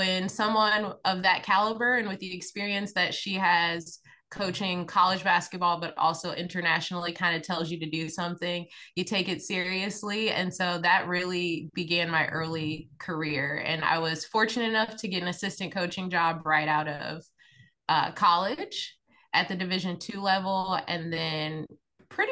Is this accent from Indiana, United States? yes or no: yes; Indiana, United States; grew up in Indiana, grew up in a basketball family.